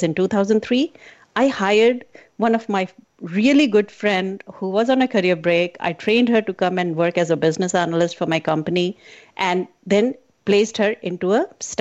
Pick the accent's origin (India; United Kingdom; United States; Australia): India; I was born in a very, I call it as a conservative family growing up in India